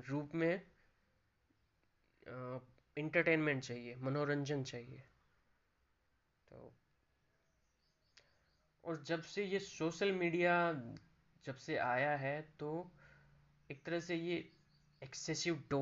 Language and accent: Hindi; Rajasthan, India; जैसे देखता हूँ मैं राजस्थान से हूँ